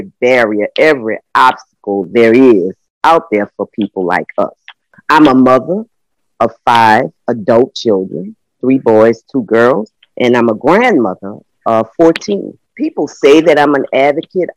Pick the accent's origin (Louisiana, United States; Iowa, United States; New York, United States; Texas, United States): Louisiana, United States; New Orleans; I was raised in the Calliope Housing Projects, which was one of the most notorious housing projects in the city of New Orleans